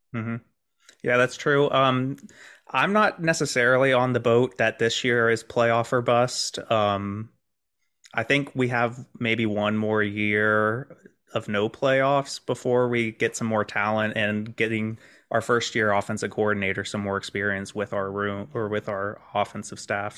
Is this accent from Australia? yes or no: no; Georgia, United States; I grew up in Georgia